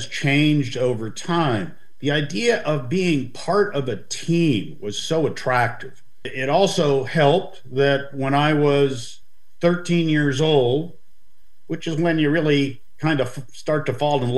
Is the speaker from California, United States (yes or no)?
yes; Los Angeles, California, United States; I grew up in West LA, went to grammar school, junior high school, and then high school at University High School